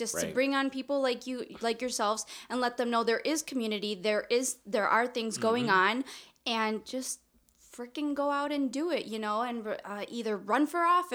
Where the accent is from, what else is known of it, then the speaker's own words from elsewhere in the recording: Chihuahua, Mexico; accent: Northern; we're both from Chihuahua